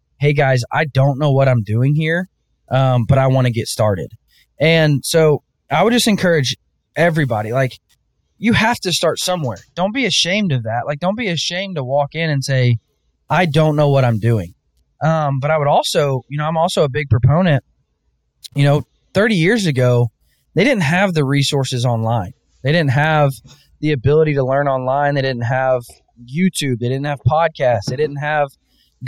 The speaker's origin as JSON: {"language": "English", "region": "Northwest Arkansas", "country": "United States", "tie": "born or raised there", "said": "I was born and raised in Northwest Arkansas and diehard Razorback fan"}